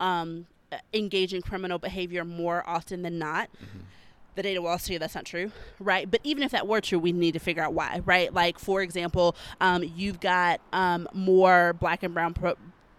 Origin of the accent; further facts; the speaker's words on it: Alabama, United States; moved away as an adult; now in South Carolina, United States; I'm a Southern girl. I will be in the South probably forever and always. I'm from Alabama and I live in South Carolina